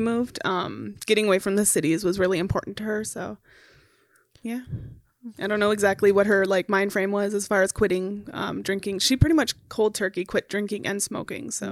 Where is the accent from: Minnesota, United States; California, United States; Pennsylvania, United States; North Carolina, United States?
Minnesota, United States; Minneapolis; also born or lived in Becker, Minnesota; I grew up in Minneapolis, um, for the first twelve years of my life, and then we moved to Becker in two thousand